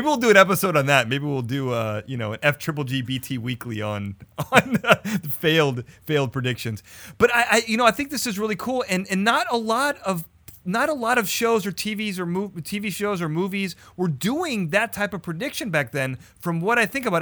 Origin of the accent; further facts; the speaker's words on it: Chicago, Illinois, United States; this is in Chicago, my hometown